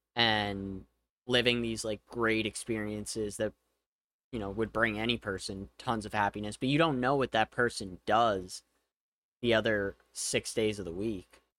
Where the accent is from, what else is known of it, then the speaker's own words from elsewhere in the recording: United States; one of the disadvantages of being an American is you probably only speak one language